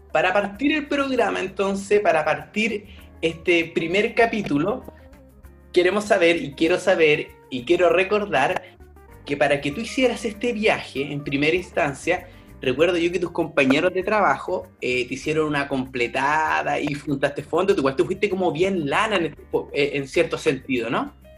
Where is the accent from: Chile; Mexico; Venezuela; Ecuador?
Chile; now in Stockholm, Sweden; soy chileno y actualmente vivo en Estocolmo, Suecia.